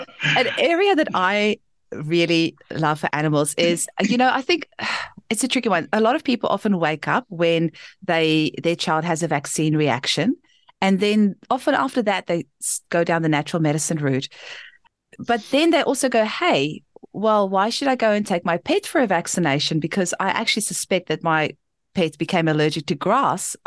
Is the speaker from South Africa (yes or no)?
yes; South Africa; now in Australia; I grew up in South Africa.